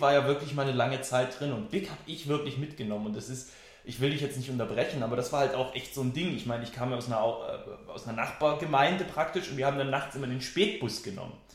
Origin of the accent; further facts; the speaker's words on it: Weissacher Tal, Baden-Württemberg, Germany; Ich komme ja aus Weißerem Tal, ne? also eine Gemeinde, 7000 Einwohner, glaube ich